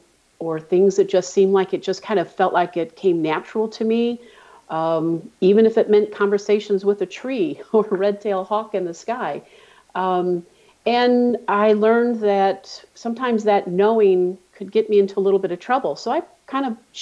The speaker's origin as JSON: {"language": "English", "town": "St. Louis", "region": "Missouri", "country": "United States", "tie": "born or raised there", "said": "Well, I'm from St. Louis. I'm born and raised in the Midwest"}